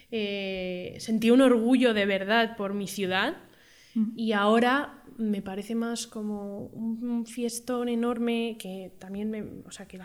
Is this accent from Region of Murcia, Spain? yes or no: no; Madrid, Community of Madrid, Spain; aquí las dos somos madrileñas.